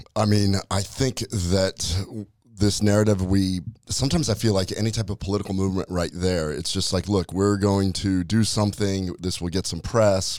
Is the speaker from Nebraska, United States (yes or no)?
yes; Nebraska, United States; I'm from Nebraska. My dad was a butcher.